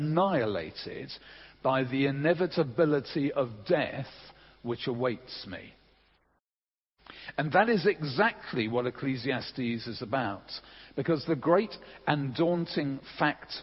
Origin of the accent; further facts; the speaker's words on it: England, United Kingdom; I'm English